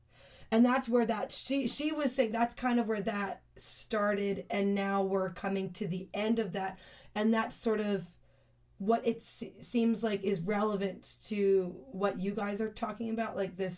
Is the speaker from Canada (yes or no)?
yes; Canada; but I'm a nice Canadian girl.